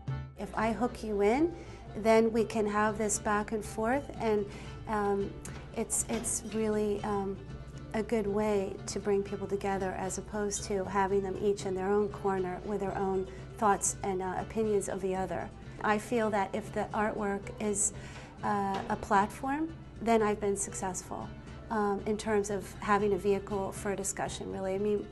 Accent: Beirut, Beirut Governorate, Lebanon; born there; I was born in Beirut, Lebanon, and I'm an Arab American.

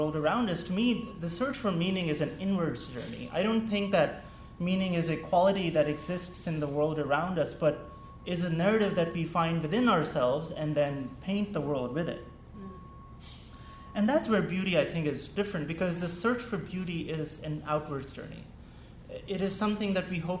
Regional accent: Pakistan; first language Urdu; English is a second language; moved away; growing up in Pakistan, English was a second language for me

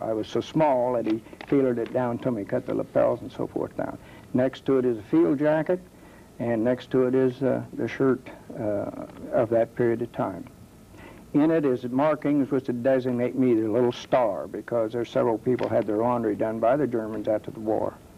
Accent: Dayton, Ohio, United States; I am from Dayton, born on First Street here in Dayton, Ohio, and I've lived in this area all my life

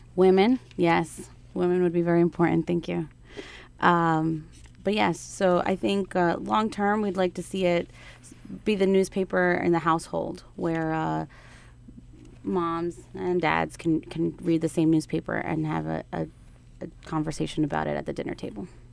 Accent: Newark, New Jersey, United States; I'm Ecuadorian by blood, but born right here in Newark, born and raised in Newark, New Jersey

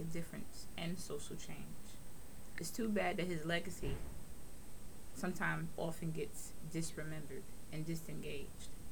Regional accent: New York City, New York, United States; also born or lived in Long Island, New York; I am from New York. I'm from Brooklyn and Long Island

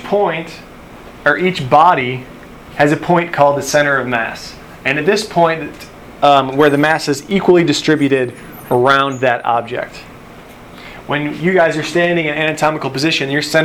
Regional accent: Buffalo, New York, United States; now in Tennessee, United States; I grew up in Buffalo.

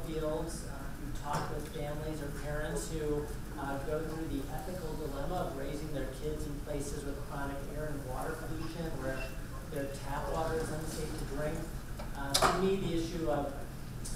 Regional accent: Minnesota, United States; accent: Midwestern; moved away as an adult; now in Philadelphia, United States; Before I moved to Philadelphia, I grew up in Minnesota

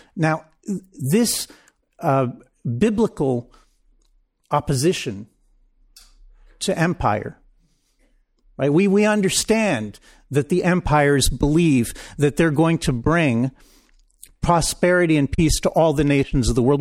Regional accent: Israel; I grew up in Israel.

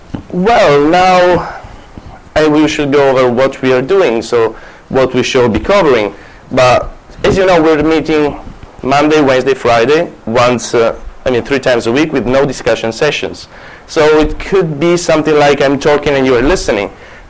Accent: Italy; accent: Italian; English is a second language; moved away; also born or lived in Palermo, Sicily; As you can hear, I'm a Japanese, not really, I'm Italian. And I can try to fake a Japanese accent, but I thought that sticking with my Italian one could be fun.

